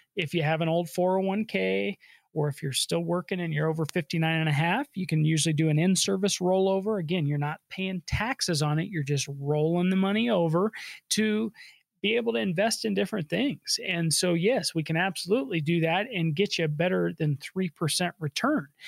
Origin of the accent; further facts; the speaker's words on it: Colorado, United States; I was born and raised here in Colorado.